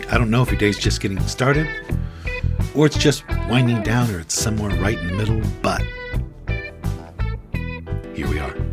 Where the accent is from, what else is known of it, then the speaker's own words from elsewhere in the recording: Canada; All of a sudden, I'm from Canada.